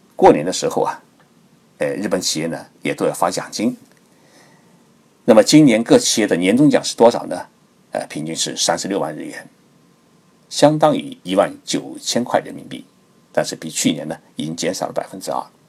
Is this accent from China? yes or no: yes; China; now in Japan; 我们中国人喜欢防鞭炮、防烟火